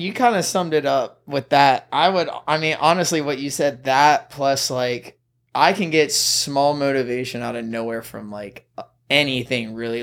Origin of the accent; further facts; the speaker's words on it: Irmo, South Carolina, United States; moved away as an adult; now in Los Angeles, United States; I'm from South Carolina, Irmo, like, right in the middle of Columbia, to be exact